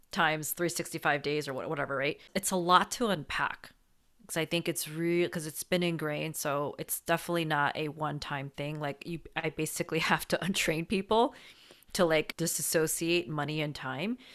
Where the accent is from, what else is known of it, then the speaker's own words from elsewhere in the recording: New Jersey, United States; also born or lived in New York City; I'm from New Jersey